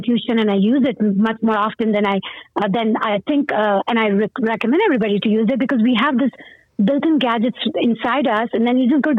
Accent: Pakistan; English is a second language; now in United States; growing up in Pakistan

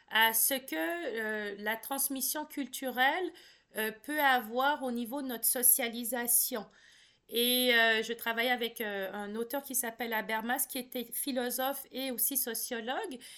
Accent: Cameroon; On sait que je suis camerounaise. Par contre, après, on me demande si j'y ai vécu et là, je peux pas répondre que j'ai vécu beaucoup de temps.

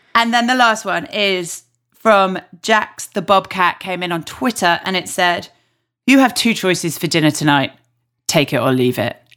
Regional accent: Yorkshire and the Humber, United Kingdom; I'm obviously from Yorkshire

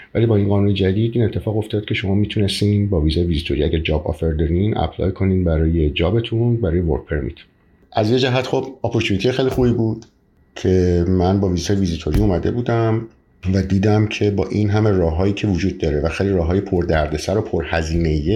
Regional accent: Iran; born or raised there; moved away as an adult; now in Canada

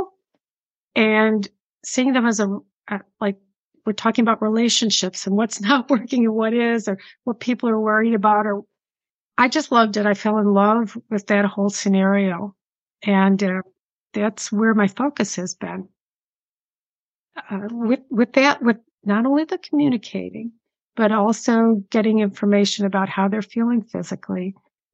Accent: Buffalo, New York, United States; accent: Buffalo, New York; moved away; You can tell by my accent, Buffalo, New York accent. And honestly, yeah, it's still there after all these years.

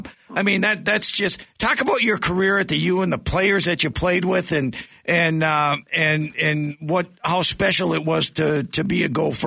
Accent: Hibbing, Minnesota, United States; I grew up in Hibbing, Minnesota

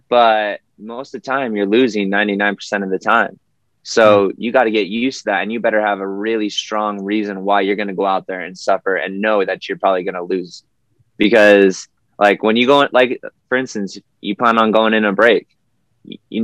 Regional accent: Lehi, Utah, United States; I grew up, was born and raised in Lehigh. And so I was, my home roads were AF Canyon

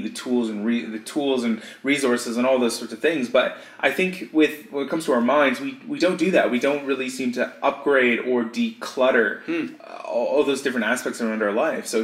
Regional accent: Canada; now in Australia; I'm Canadian, moved to Australia

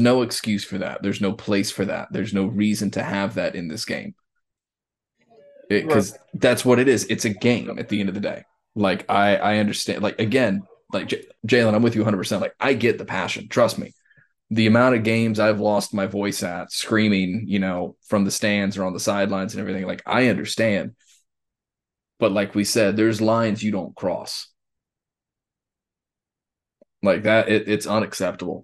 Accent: Southeast, United States; we grew up in the Southeast

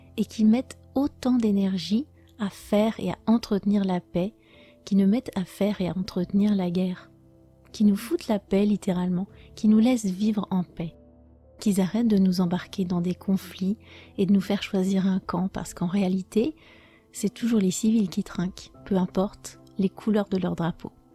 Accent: France; je suis française

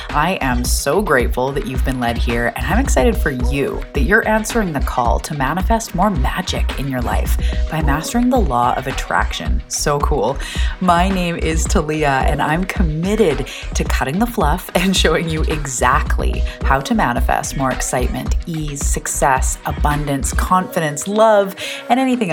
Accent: Canada; I'm a Canadian

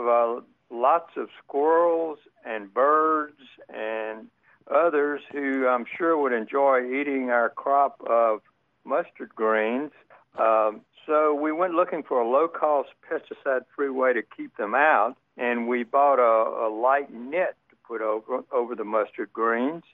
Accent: Alexandria, Louisiana, United States; also born or lived in Lafayette, Louisiana; now in Decatur, United States; I'm from Louisiana originally. Born in Alexandria, lived in Lafayette, as the natives say, for about ten years

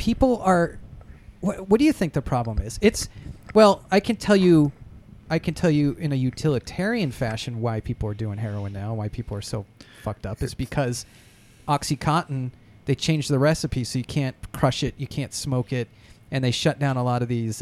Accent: New Hampshire, United States; as kids, I grew up in New Hampshire

